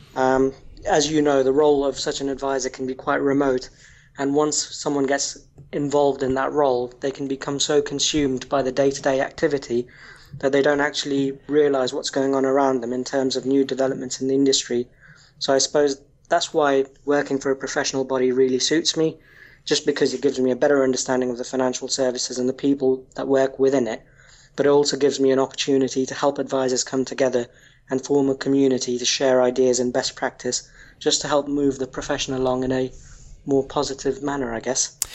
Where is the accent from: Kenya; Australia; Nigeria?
Kenya; moved away as an adult; now in United Kingdom; I was actually born and raised in Kenya before moving to the UK approximately 15 years ago